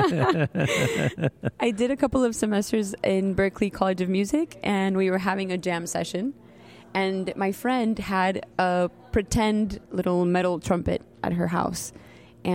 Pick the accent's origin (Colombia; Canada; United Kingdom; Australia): Colombia; first language Spanish; English is a second language; now in Miami, United States; I was born in Colombia, and I have French background in my family. We all went to an all-French school.